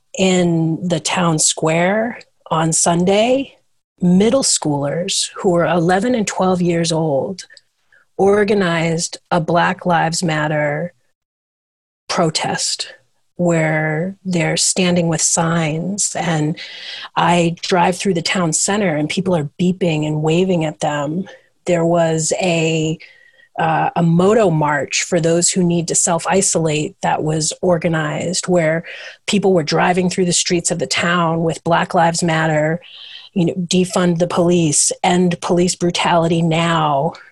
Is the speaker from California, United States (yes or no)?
no; Ipswich, Massachusetts, United States; born or raised there